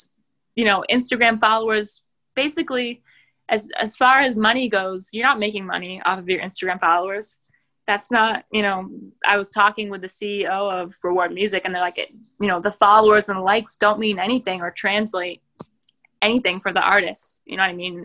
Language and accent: English; New Hampshire, United States; I'm from New Hampshire